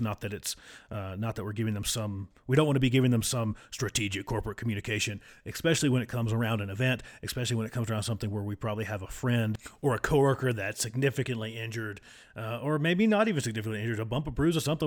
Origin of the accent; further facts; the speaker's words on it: United States; accent: hillbilly; my wonderful hillbilly accent.